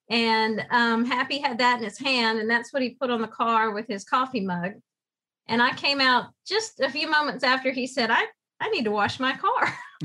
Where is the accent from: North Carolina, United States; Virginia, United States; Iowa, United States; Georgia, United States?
North Carolina, United States; New Bern; also born or lived in Florida; So I was born in Florida, but can't really claim it other than that's what my birth certificate says. But I came to New Bern when I was in high school.